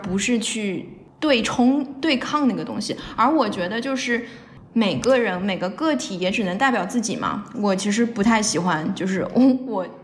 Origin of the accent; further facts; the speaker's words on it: China; now in United States; 我作为一个华人编剧或者中国编剧在美国